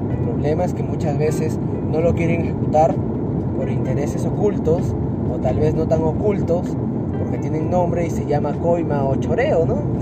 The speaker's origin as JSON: {"language": "Spanish", "town": "Chiclayo", "region": "Lambayeque", "country": "Peru", "tie": "born or raised there", "said": "yo nací en Chiclayo. O sea, yo amo esta tierra"}